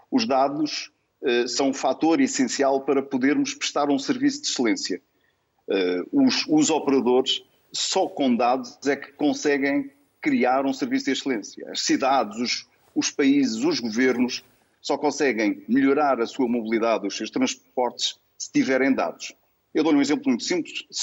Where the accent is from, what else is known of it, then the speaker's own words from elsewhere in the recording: Portugal; É isso que é preciso fazer, como português, como cidadão e como cidadão do mundo